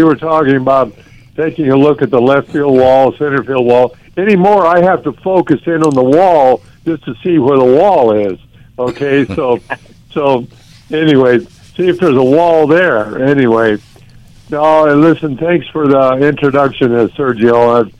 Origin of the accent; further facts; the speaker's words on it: Orange County, California, United States; also born or lived in Kodiak, Alaska; I was actually born and raised in Orange County